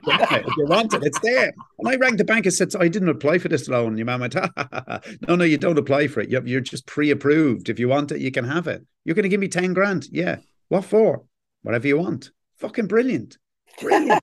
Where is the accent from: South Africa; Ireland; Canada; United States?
Ireland; We don't stop being Irish, embarrassed Irish people